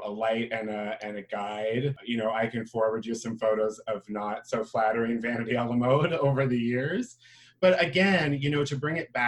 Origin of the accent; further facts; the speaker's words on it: St. Catharines, Ontario, Canada; moved away as an adult; now in Hamilton, Canada; I'm originally from St. Catharines. I now reside in good old Hamilton, Ontario.